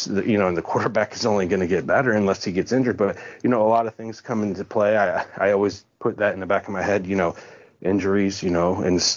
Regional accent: Akron, Ohio, United States; moved away as an adult; now in Jacksonville, United States; I grew up in Akron.

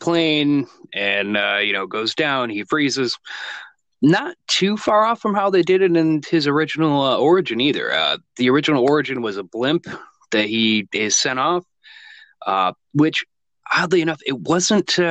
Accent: United States; we're from America, obviously.

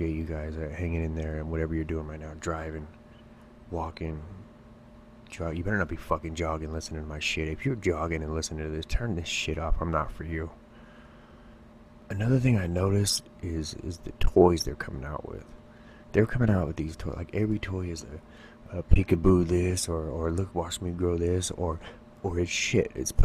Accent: California, United States; I barely survived growing up in the ghetto in California

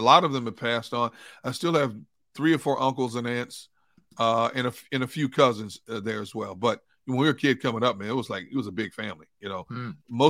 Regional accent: Midwest, United States; It was a good time, though, growing up in the Midwest, yeah.

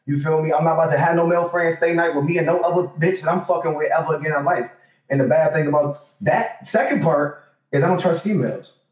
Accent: Detroit, Michigan, United States; we was raised in Detroit. You know, so in Detroit. Yeah, I'm 30, I'm about to be 33 in April.

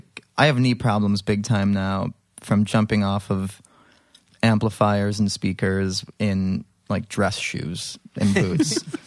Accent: Libertyville, Illinois, United States; I was, right. In the suburbs. A little town called Libertyville.

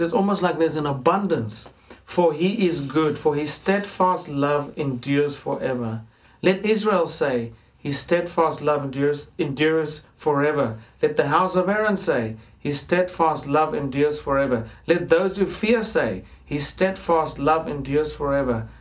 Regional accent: Johannesburg, Gauteng, South Africa; moved away as an adult; now in England; growing up in Johannesburg, it's a very affluent city.

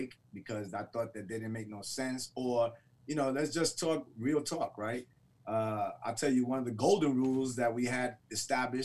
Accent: Detroit, Michigan, United States; growing up in Detroit

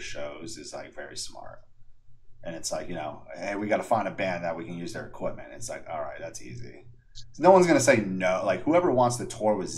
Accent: New York, United States; now in Texas, United States; I'm from New York

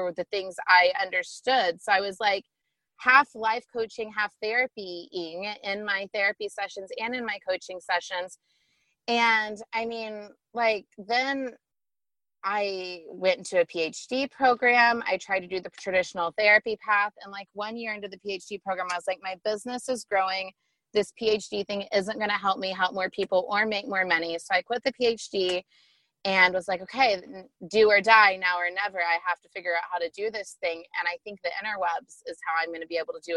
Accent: Tulsa, Oklahoma, United States; moved away as an adult; also born or lived in Dallas; I was away from Tulsa, where I'm from

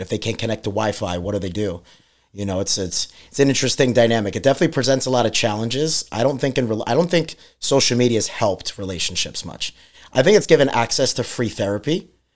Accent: New York, United States; moved away; we're from New York

